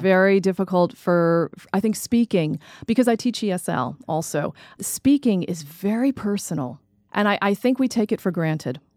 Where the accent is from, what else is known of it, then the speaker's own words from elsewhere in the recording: United States; also born or lived in New Jersey; I grew up in New York and New Jersey